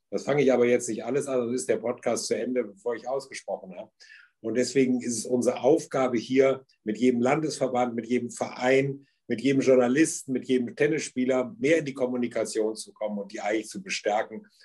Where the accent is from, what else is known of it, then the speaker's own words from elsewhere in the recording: Düsseldorf, North Rhine-Westphalia, Germany; ich bin Rheinländer. Beim Rheinländer sagt man ja, wenn man es böse ist, der redet erst und fängt dann an zu denken. Ich hoffe, das ist nicht so ganz der Fall bei mir. Aber ich bin gebürtiger Düsseldorfer